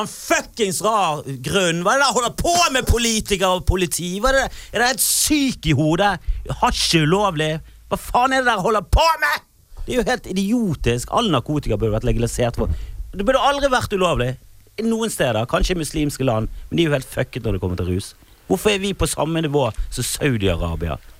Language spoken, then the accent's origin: Norwegian; Bergen, Vestland, Norway; der jeg kommer fra, ute i Fana